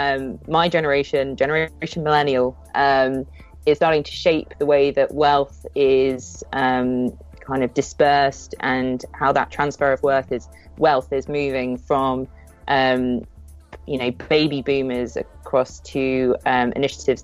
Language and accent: English; United Kingdom; We're British. We're British